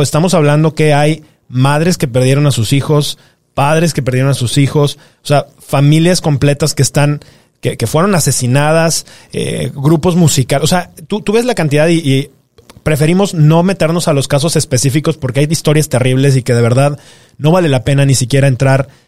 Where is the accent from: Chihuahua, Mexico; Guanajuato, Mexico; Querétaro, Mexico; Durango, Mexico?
Guanajuato, Mexico; Tú y yo somos de Guanajuato